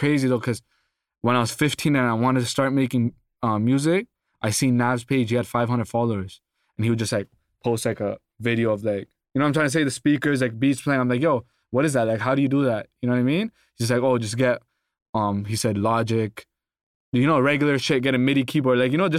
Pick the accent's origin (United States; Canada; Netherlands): Canada; Toronto, Ontario; Oh, that's cool. It's like there's like a scene there right now, but it hasn't like fully blown up.